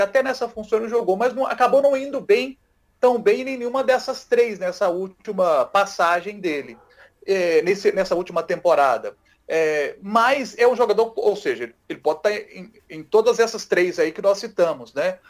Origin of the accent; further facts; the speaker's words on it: Matozinhos, Minas Gerais, Brazil; um amigo meu lá de Matozinhos, a minha terra natal